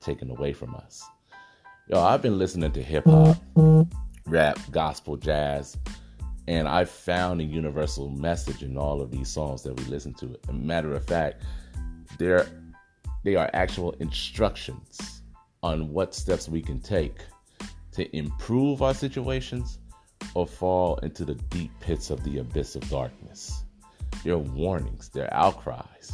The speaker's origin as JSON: {"language": "English", "town": "Los Angeles", "region": "California", "country": "United States", "tie": "born or raised there", "said": "born and raised in South Central Los Angeles, you know, I've been here my whole life"}